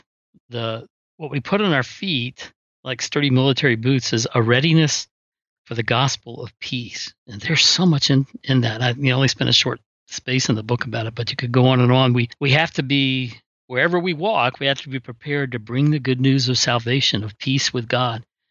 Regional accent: South Georgia coast, United States; I'm from the South Georgia coast, where we have these huge oak trees

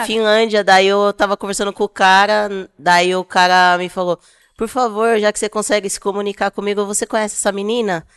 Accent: São Paulo, Brazil; eu tenho 33 anos, sou de São Paulo

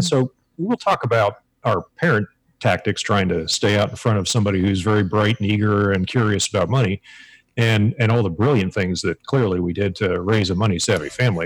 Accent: Pittsburgh, Pennsylvania, United States; moved away as an adult; now in Hawaii, United States; I grew up outside of Pittsburgh, Pennsylvania

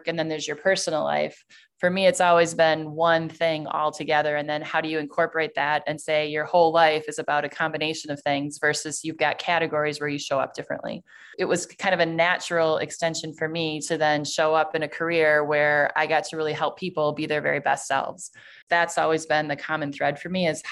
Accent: Sheboygan, Wisconsin, United States; I grew up in Sheboygan, Wisconsin, which is about 60,000 people.

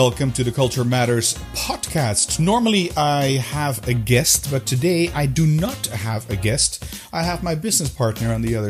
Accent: Amsterdam, North Holland, Netherlands; moved away as an adult; also born or lived in United States / Brussels, Belgium; now in Belgium; I was born in Amsterdam, the Netherlands. When I was younger, I lived a year in the States and currently in my 14th year in Belgium near Brussels, which is the capital of Belgium.

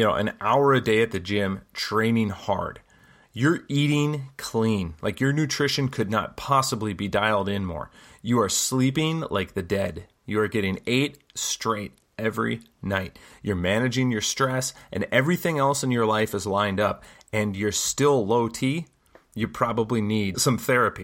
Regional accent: United States; also born or lived in South Korea; I'm an American

